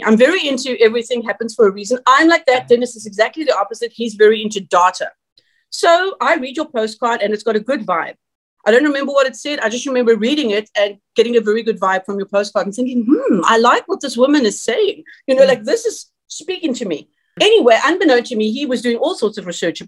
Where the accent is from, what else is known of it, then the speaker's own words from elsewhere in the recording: South Africa; moved away; also born or lived in San Jose, California; I'm South African